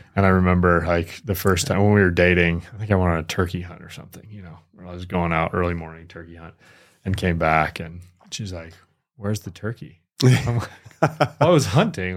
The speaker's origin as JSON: {"language": "English", "region": "Michigan", "country": "United States", "tie": "born or raised there", "moved": "yes", "said": "I grew up in Michigan"}